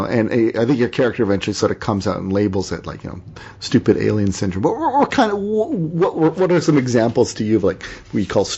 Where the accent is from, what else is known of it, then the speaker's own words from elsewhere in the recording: Canada; also born or lived in Toronto; I'm a Canadian.